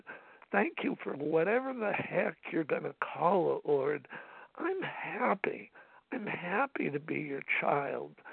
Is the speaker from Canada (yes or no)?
no; Los Angeles, California, United States; I'm from Los Angeles and we live close to, you know, Dodger Stadium